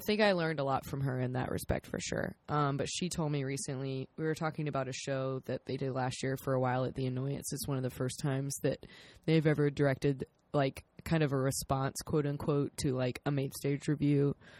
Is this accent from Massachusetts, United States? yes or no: no; South Carolina, United States; we're both from South Carolina.